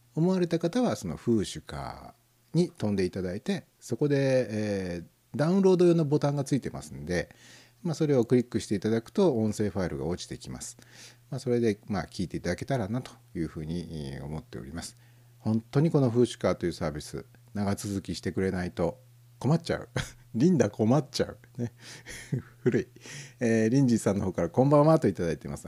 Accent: Tokai, Japan; 東海地方に生まれ育った子供ですから

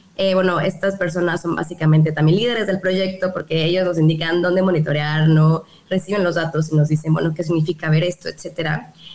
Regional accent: Yucatán, Mexico; aquí en Yucatán, aquí en, mi tierra

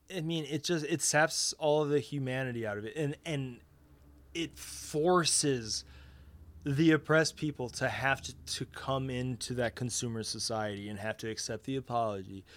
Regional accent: United States; I'm not in your country, but I'm an American

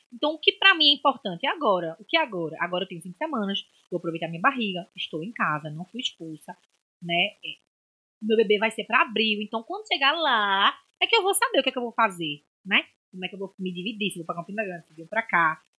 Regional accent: Nazaré da Mata, Pernambuco, Brazil; born there; Amo minha terra de Maracatu, nasci lá, mas eu conheço mais gente daqui do que de Nazaré

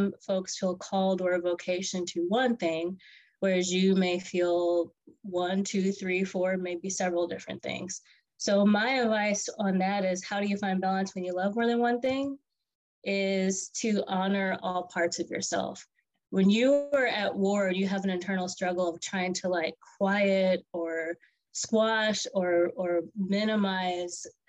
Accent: Omaha, Nebraska, United States; I grew up in Omaha, Nebraska, and from very humble beginnings

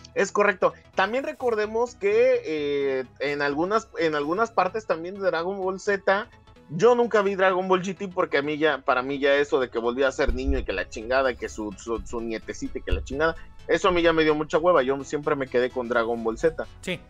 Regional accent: Mexico; como pinches mexicanos que somos

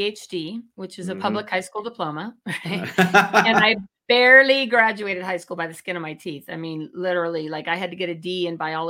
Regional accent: Chico, California, United States; I grew up in Chico and Diamond Walnuts was there

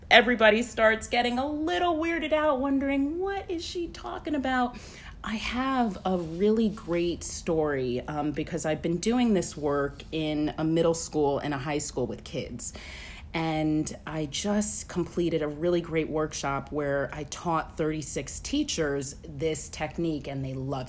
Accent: New York, United States; moved away as an adult; now in Alabama, United States; I'm from New York. I moved to Alabama in 2010

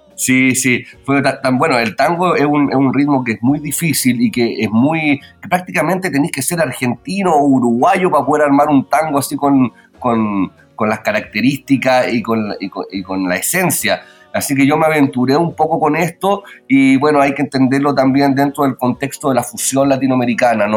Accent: Pirque, Santiago Metropolitan Region, Chile; Yo soy oriundo de Pirque y Pirque es la cuna del guitarrón chileno

